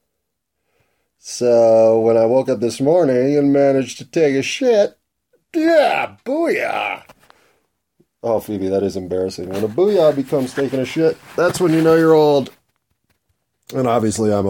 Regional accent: United States; I'm an American

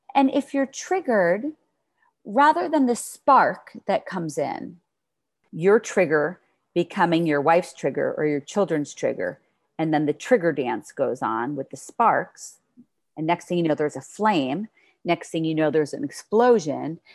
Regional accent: New York, United States; I'm from New York

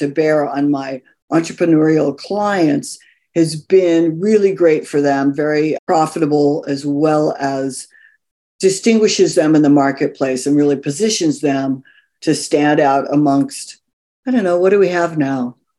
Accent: California, United States; also born or lived in New York; now in Los Angeles, United States; I went to the other coast. I'm actually originally from California.

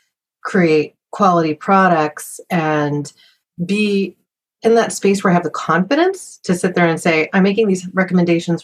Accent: Southern Oregon, United States; moved away; also born or lived in Silicon Valley; I was a little hippie kid growing up in Southern Oregon that came to Silicon Valley

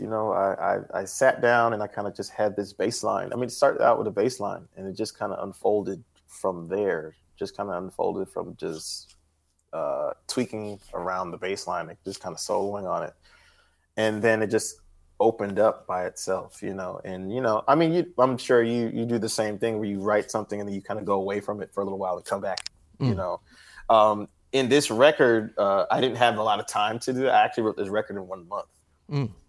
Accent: New Haven, Connecticut, United States; growing up in New Haven and doing gigs and everything, I was the youngest person.

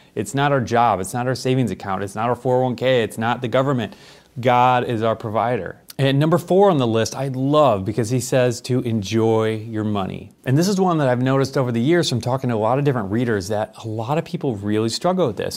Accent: United States; those of us who are Christians in America

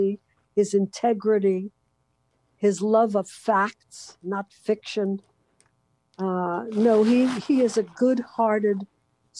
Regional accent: New York City, New York, United States; moved away as an adult; now in West Coast, United States; growing up in Brooklyn and living in New York so many years

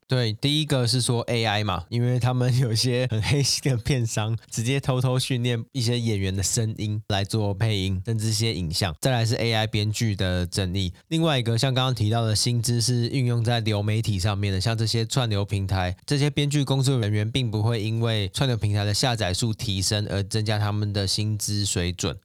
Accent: Taiwan; 我们是台湾人，我们不是好莱坞人嘛

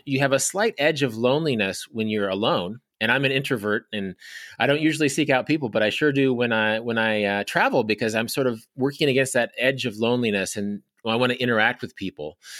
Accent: Kansas, United States; my home state of Kansas

